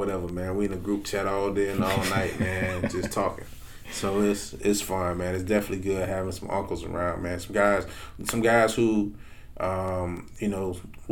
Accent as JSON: {"language": "English", "town": "Perry", "country": "United States", "tie": "born or raised there", "said": "I'm from Perry, man. Yeah. I didn't know anything outside of Perry at 13 years old"}